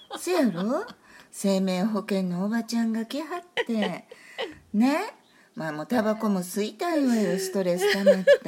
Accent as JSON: {"language": "Japanese", "country": "Japan"}